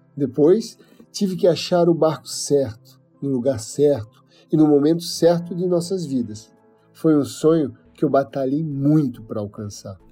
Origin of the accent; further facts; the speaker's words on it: Penha, Santa Catarina, Brazil; Nasci em Penha, uma cidade de pescadores no litoral norte de Santa Catarina. Sou filho de pescador, e apesar de ter nascido na frente da praia